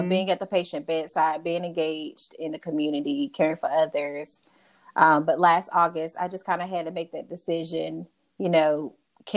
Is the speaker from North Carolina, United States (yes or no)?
yes; Burlington, North Carolina, United States; also born or lived in Whitsett, North Carolina; I am originally from Burlington, North Carolina.